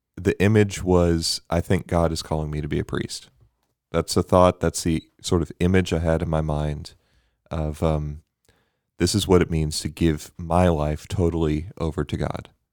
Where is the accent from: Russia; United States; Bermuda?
Bermuda; moved away; growing up in Bermuda.